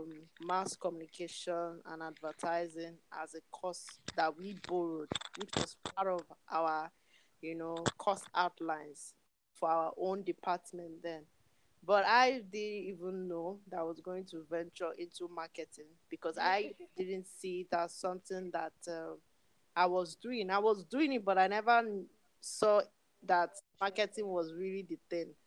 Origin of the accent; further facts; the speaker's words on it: Nigeria; my country, Nigeria